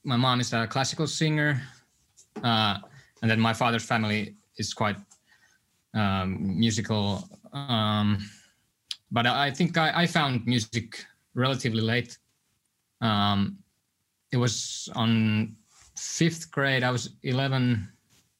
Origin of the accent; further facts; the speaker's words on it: Helsinki, Uusimaa, Finland; I was born in Helsinki